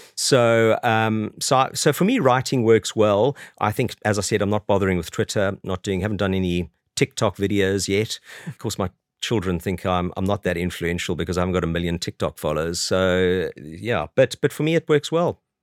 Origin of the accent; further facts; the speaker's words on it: South Africa; moved away as an adult; now in London, United Kingdom; I grew up in South Africa, as you can probably tell from my accent, although I've been over here twenty-two years.